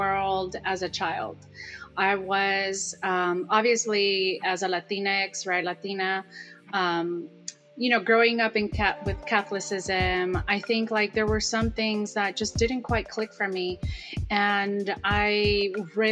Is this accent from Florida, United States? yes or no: no; Salinas, California, United States; now in San Francisco, United States; where I'm from Salinas, California